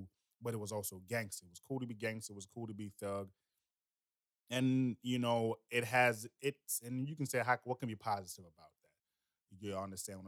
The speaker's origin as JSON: {"language": "English", "country": "United States", "tie": "born or raised there", "also_born_or_lived": "Jamaica", "said": "I was born in Jamaica and I was raised in America."}